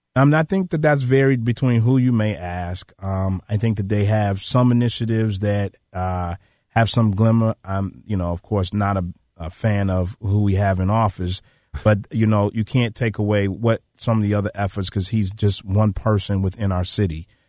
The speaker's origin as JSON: {"language": "English", "town": "Chicago", "region": "Illinois", "country": "United States", "said": "I'm from South Shore. My grandfather lived right there on eightieth and South Shore"}